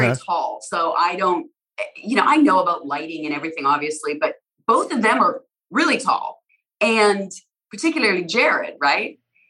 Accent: Alberta, Canada; now in United States; I'm American now too, but I grew up in Canada, in Alberta

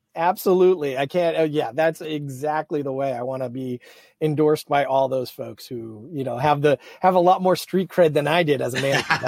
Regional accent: Manchester, New Hampshire, United States; moved away; i grew up in new hampshire my my entire family's blue collar

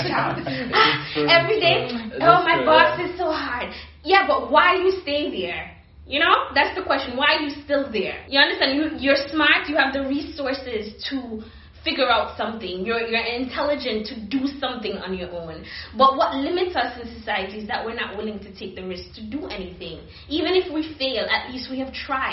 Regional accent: Antigua & Barbuda; moved away; I'm from the Caribbean

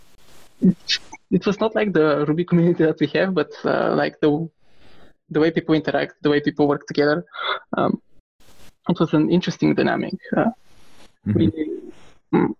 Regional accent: Pleven, Pleven Province, Bulgaria; I grew up in Bulgaria in a small town called Pleven

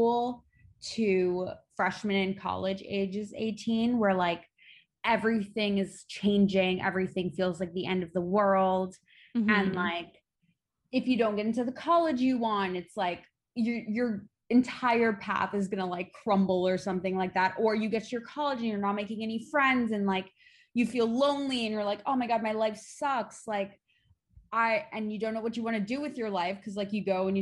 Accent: Long Island, New York, United States; now in New York City, United States; I'm originally from the New York tri-state area. I grew up on Long Island

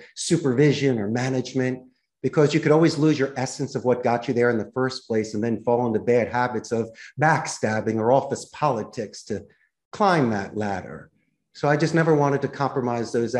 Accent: Philadelphia, Pennsylvania, United States; moved away as an adult; now in Costa Rica; I'm originally from Philadelphia, and the fact that I ended up in Costa Rica

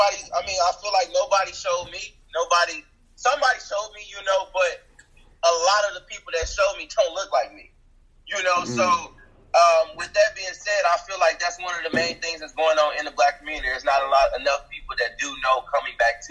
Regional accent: Chicago, Illinois, United States; moved away; I'm originally from Chicago

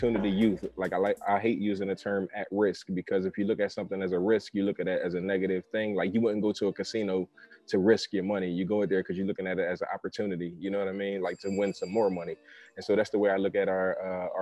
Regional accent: Philadelphia, Pennsylvania, United States; I'm from Philly

